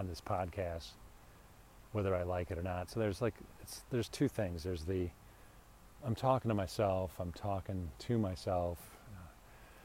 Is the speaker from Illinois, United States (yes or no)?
yes; Deerfield, Illinois, United States; now in Phoenix, United States; I'm from Chicago too